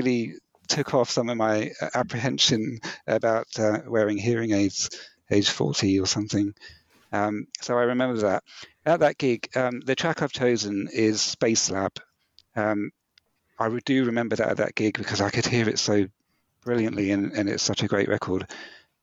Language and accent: English; New Forest, South East England, United Kingdom; also born or lived in Bournemouth / Southampton; Bournemouth, which is essentially my hometown. I grew up in the New Forest, but that was the biggest town nearby.